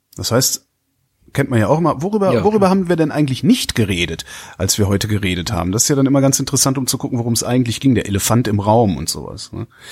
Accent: Cologne, North Rhine-Westphalia, Germany; ich komme ja aus Köln, das ist Ruhrgebiet nicht weit

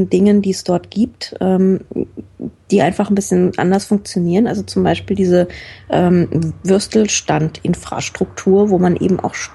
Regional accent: Frankfurt, Hesse, Germany; Also als, als Frankfurter geht es irgendwie noch, weil wir einen recht ähnlichen Humor haben

